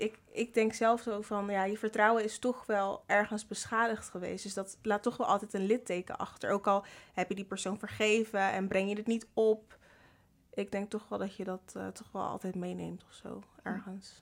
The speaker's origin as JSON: {"language": "Dutch", "town": "Rotterdam", "region": "South Holland", "country": "Netherlands", "said": "Ik ben 22 jaar en ik kom uit Rotterdam."}